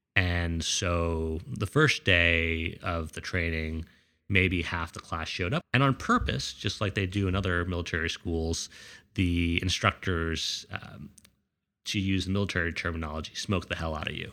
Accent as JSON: {"language": "English", "town": "Scarsdale", "region": "New York", "country": "United States", "tie": "born or raised there", "said": "I grew up in Scarsdale, New York, which is a really nice suburban community in the suburbs of New York."}